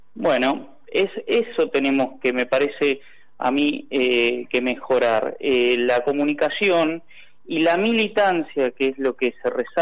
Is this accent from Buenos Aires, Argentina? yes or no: yes; Buenos Aires Province, Argentina; Como bonaerense